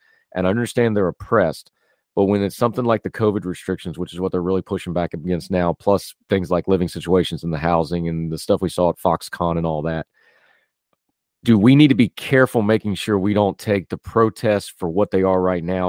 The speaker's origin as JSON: {"language": "English", "country": "United States", "said": "I'm an American."}